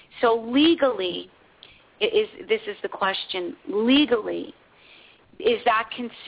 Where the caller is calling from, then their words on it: Santa Barbara, California, United States; I'm calling from Santa Barbara.